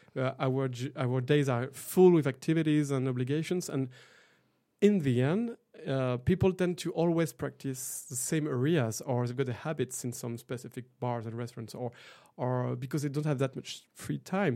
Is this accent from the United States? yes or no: no; Brittany, France; moved away as an adult; also born or lived in Montreuil; now in Paris, France; I grew up in a tiny village in Brittany